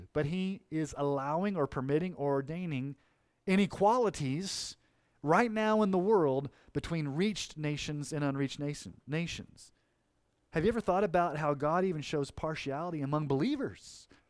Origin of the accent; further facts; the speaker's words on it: Kansas City, Missouri, United States; born there; I was born in 1971 in Kansas City, Missouri, to a Christian family.